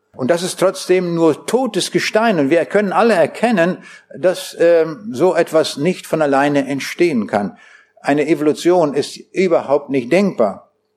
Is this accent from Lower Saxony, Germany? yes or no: yes; Braunschweig, Lower Saxony, Germany; Ich komme aus Braunschweig.